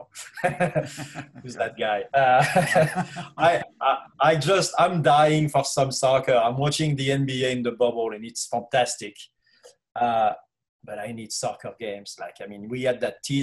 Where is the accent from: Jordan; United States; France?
France; moved away; growing up in Europe